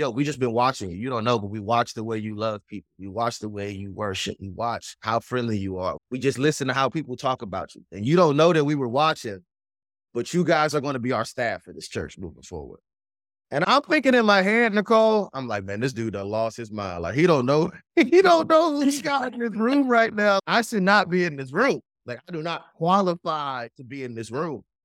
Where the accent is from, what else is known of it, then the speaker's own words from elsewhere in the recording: Washington, District of Columbia, United States; accent: East Coast; also born or lived in Prince George's County, Maryland; now in Tennessee, United States; I'm born and raised on the East Coast, Washington, D C, so it's a lot of East Coast still in my blood and in my slang and the way I talk